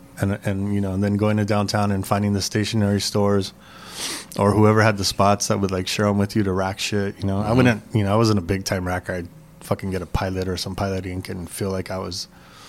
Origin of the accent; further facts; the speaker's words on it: Los Angeles, California, United States; But I grew up in San Gabriel Valley, East LA.